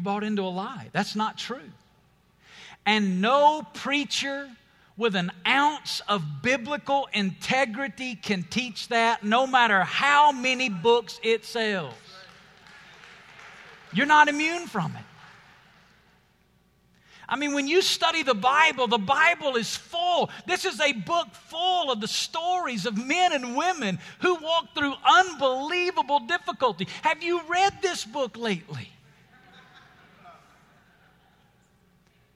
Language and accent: English; Alabama, United States; moved away as an adult; now in Las Vegas, United States; When God called my family to Las Vegas, we're from Alabama. We're moving to the desert.